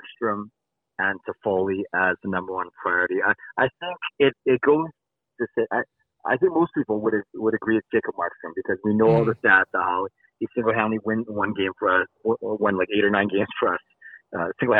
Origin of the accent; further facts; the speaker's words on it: Richmond, British Columbia, Canada; I'm from Richmond